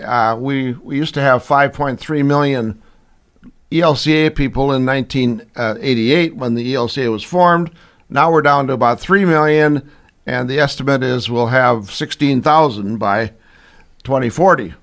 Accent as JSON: {"language": "English", "town": "St. Paul", "region": "Minnesota", "country": "United States", "tie": "born or raised there", "also_born_or_lived": "Pomeroy, Iowa", "moved": "yes", "lives_now": "Iowa, United States", "said": "we moved to uh, to St. Paul, and that's where I was raised"}